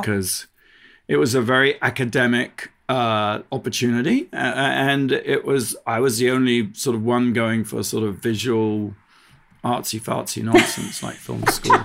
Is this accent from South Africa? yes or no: no; United Kingdom; moved away as an adult; now in United States; I'm a British, originally British